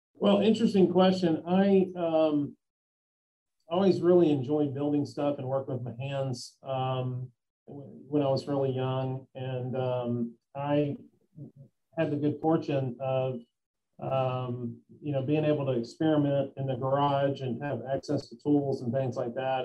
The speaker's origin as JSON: {"language": "English", "town": "Memphis", "region": "Tennessee", "country": "United States", "tie": "born or raised there", "also_born_or_lived": "Bristol, Tennessee", "said": "I've lived here most of my life. Um, I've lived here since 1979, so uh, that's, most of my life"}